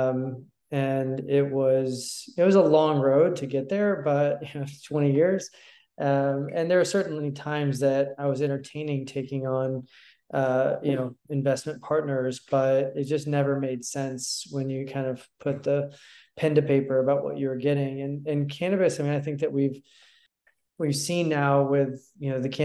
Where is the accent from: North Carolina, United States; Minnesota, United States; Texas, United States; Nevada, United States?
Texas, United States; Houston; also born or lived in Austin, Texas; I grew up in Houston, and I moved to Austin for university in 1998.